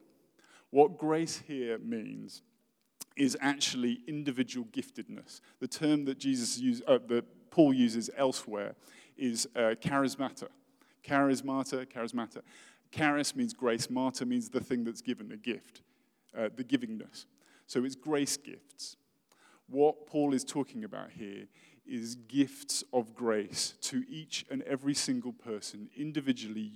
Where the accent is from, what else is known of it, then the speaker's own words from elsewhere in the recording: United Kingdom; I'm British and I'm really posh